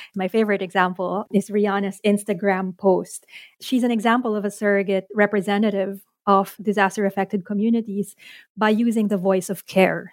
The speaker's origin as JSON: {"language": "English", "country": "Philippines", "said": "I'm Filipino, but I don't know the language"}